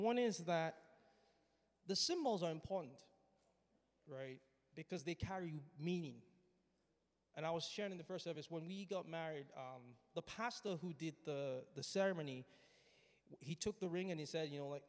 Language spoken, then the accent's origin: English; Nigeria; When I was growing up, I grew up in Nigeria.